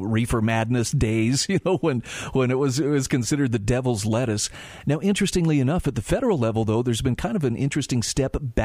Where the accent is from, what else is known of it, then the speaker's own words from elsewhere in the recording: Utah, United States; here in my home state of Utah